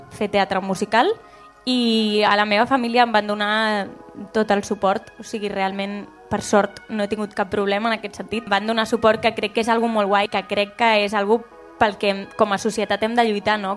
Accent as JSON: {"language": "Catalan", "town": "Constantí", "region": "Catalonia", "country": "Spain", "said": "Soc de Consentí"}